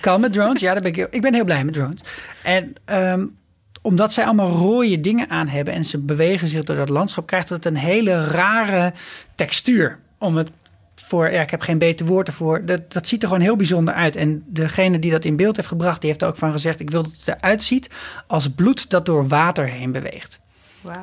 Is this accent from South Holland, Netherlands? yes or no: no; Nieuwegein, Utrecht, Netherlands; ik kom ook gewoon uit Nieuwegein